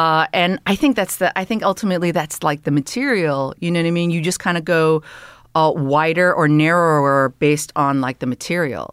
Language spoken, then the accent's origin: English; Canada; moved away as an adult; also born or lived in Toronto; now in Los Angeles, United States; I am Canadian